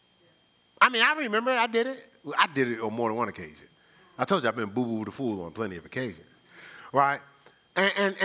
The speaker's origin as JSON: {"language": "English", "region": "New Jersey", "country": "United States", "also_born_or_lived": "Ohio", "moved": "as an adult", "said": "I'm like from Jersey"}